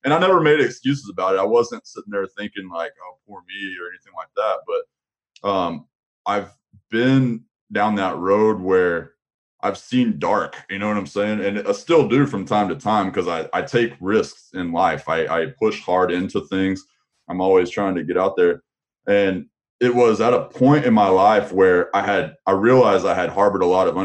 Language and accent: English; Amarillo, Texas, United States; now in Dallas-Fort Worth, United States; I was originally from the Panhandle area